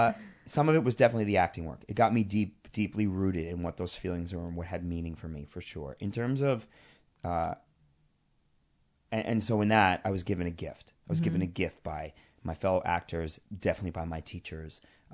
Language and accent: English; Queens, New York, United States; I am a kid from Queens.